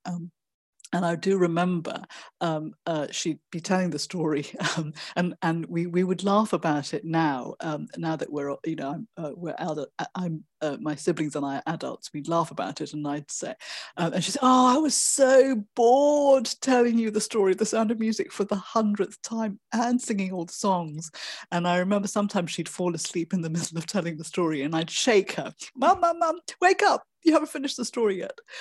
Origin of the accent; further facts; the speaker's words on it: Malaysia; I was born in Malaysia and grew up there